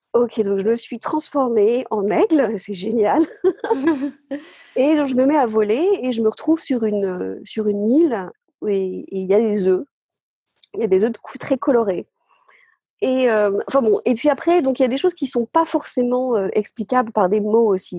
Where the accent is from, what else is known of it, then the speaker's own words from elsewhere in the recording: the Somme, Hauts-de-France, France; now in Glasgow, United Kingdom; je suis née dans, la Somme, dans le nord de la France. Je suis dans une ferme, en fait, euh, au bord de la mer.